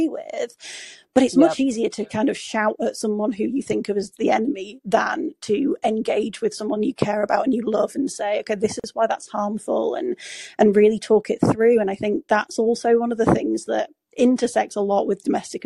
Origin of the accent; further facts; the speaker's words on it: Yorkshire and the Humber, United Kingdom; also born or lived in York; I'm from Yorkshire